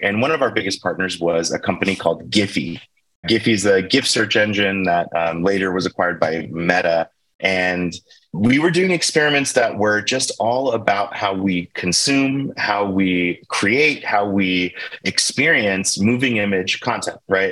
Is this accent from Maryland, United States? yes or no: yes; Baltimore, Maryland, United States; moved away; I grew up in Baltimore, Maryland, at least for, for my childhood.